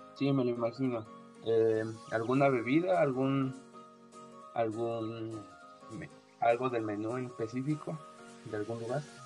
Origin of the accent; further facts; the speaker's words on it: Puebla, Mexico; yo vengo el estado de, Puebla